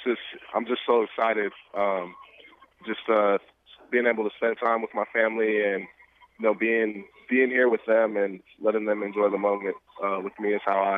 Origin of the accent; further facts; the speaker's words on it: Phoenix, Arizona, United States; I'm from Phoenix, Arizona, the Phoenix area.